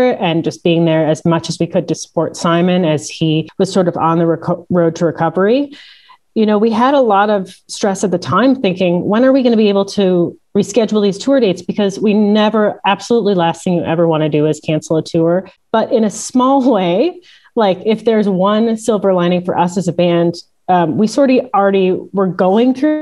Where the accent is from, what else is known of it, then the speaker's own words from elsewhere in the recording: Milwaukee, Wisconsin, United States; now in Canada; I'm from Milwaukee, born and raised there. I moved to Canada later on